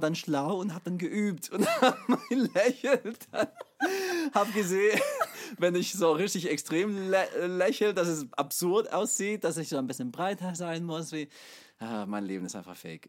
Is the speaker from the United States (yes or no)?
yes; United States; German is a second language; now in Chemnitz, Germany; ich komme aus der USA ursprünglich